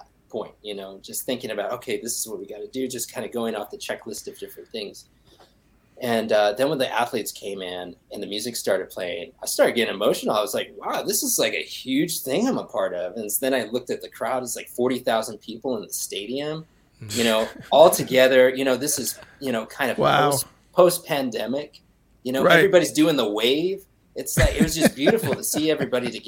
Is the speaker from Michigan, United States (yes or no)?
no; Minneapolis, Minnesota, United States; I'm from Minneapolis